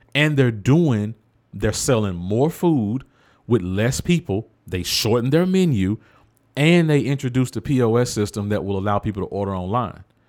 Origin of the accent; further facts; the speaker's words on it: the South, United States; I grew up in the South